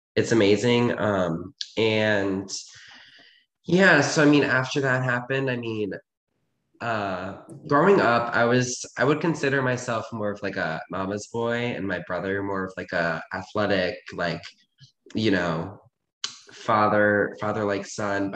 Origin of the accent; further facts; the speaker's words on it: Reisterstown, Maryland, United States; I was born in like this suburban town. It's called Ricerstown